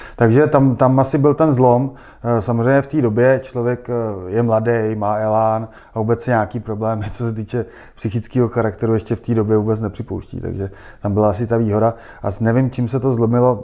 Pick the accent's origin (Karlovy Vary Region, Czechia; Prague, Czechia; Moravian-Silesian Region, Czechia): Prague, Czechia; jsem Pražák a, a znám tady jako Prahu velmi dobře